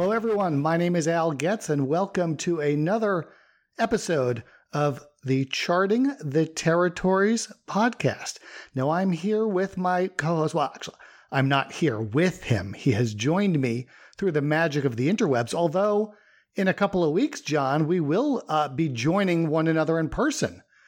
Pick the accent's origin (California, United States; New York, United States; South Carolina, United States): New York, United States; Long Island; I grew up on Long Island